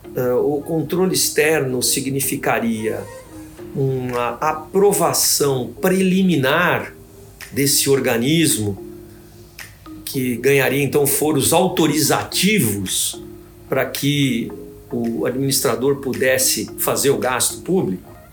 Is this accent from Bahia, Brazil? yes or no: no; Santos, São Paulo, Brazil; moved away as an adult; now in São Paulo, Brazil; Eu fui ser promotor primeiro como substituto em Santos, que é a minha cidade natal